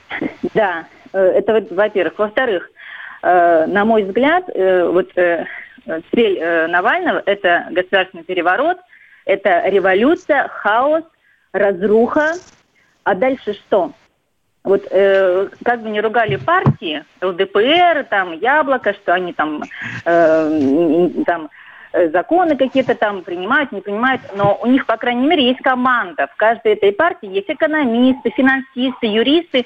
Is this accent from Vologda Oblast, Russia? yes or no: yes; Vologda, Vologda Oblast, Russia; now in Saint Petersburg, Russia; я выросла, родилась и выросла в Вологде